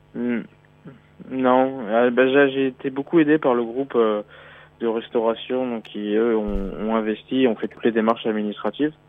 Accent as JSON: {"language": "French", "region": "Brittany", "country": "France", "also_born_or_lived": "Beijing / Paris", "moved": "yes", "lives_now": "Shanghai, China", "said": "Je suis breton à la base"}